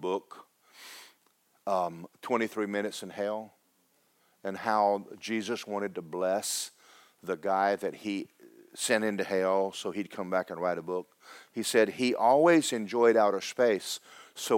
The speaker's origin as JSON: {"language": "English", "region": "Kentucky", "country": "United States", "said": "my mother was poor and my father was poor and we're from Kentucky"}